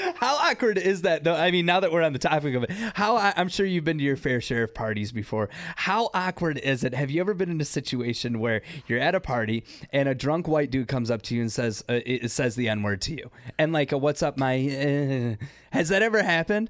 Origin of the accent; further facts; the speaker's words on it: Detroit, Michigan, United States; I was born in Detroit.